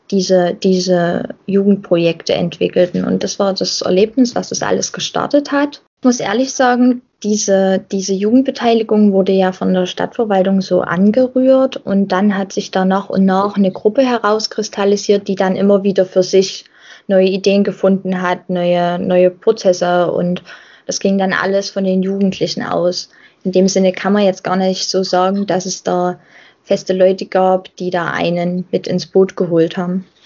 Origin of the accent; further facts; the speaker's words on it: Rodewisch, Saxony, Germany; Ich engagiere mich lieber in Rodewisch als in Halle, weil mit Rodewisch verbinde ich halt viel mehr.